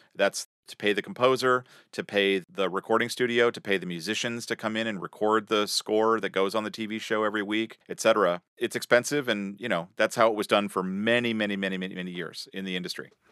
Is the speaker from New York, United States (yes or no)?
no; Sacramento, California, United States; School band, Sacramento, California, my hometown.